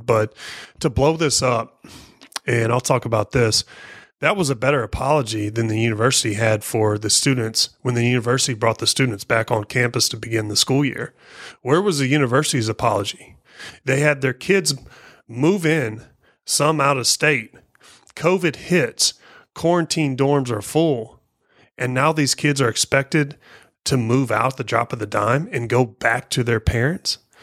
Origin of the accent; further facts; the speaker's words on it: Missouri, United States; moved away; I'm from Missouri, uh, traditionally a Rams fan